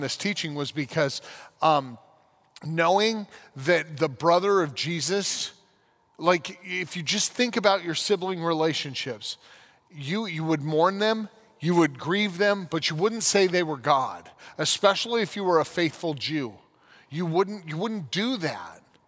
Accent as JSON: {"language": "English", "town": "San Diego", "region": "California", "country": "United States", "tie": "born or raised there", "also_born_or_lived": "Grand Junction, Colorado", "moved": "as an adult", "lives_now": "Holland, Michigan, United States", "said": "we lived in San Diego, where I went to middle and high school"}